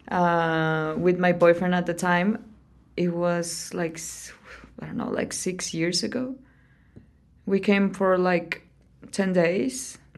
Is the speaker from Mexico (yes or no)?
yes; Saltillo, Coahuila, Mexico; moved away as an adult; also born or lived in Sabinas, Coahuila; now in Oaxaca City, Mexico; from Sabinas, Coahuila. It's like a tiny town in Coahuila, which is pretty north, but I lived all my life in Saltillo.